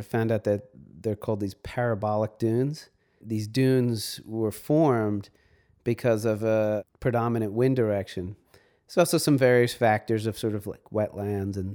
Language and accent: English; New York City, New York, United States; also born or lived in Montauk, New York; I was born in New York City